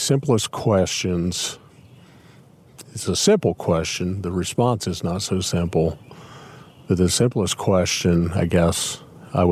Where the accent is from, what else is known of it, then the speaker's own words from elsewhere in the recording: Clinton County, Indiana, United States; moved away as an adult; now in Carroll County, United States; Actually, I grew up in Clinton County, the next county south of us here